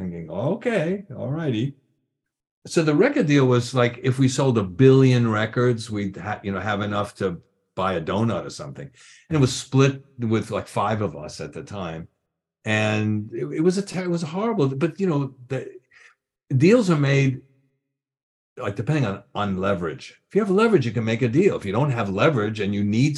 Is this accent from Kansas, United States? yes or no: no; New York, United States; moved away as an adult; now in Los Angeles, United States; I'm still a New Yorker